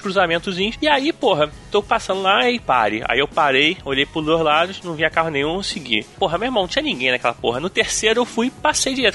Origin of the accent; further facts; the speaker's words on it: Brazil; sou do Brasil